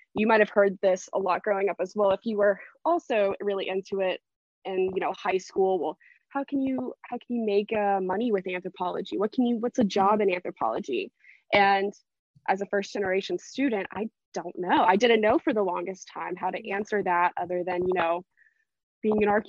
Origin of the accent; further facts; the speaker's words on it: Florida, United States; now in Tennessee, United States; I'm originally from Florida. But moved up to Tennessee to be close to some family